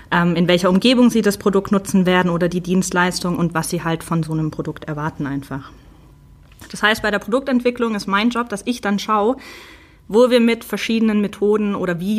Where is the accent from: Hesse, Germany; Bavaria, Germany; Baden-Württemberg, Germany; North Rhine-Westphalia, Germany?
Baden-Württemberg, Germany; Stuttgart; accent: Swabian; moved away as an adult; now in Munich, Germany; Davor komme ich nämlich eigentlich aus der Stuttgarter Ecke, was man mir meistens nicht so anhört.